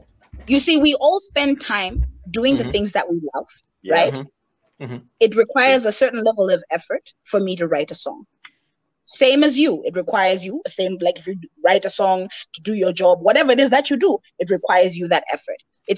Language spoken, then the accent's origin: English; Malawi; English is a second language; Oh, you don't sound Malawian. I'm sorry, guys. I was educated by white people. It's not my fault.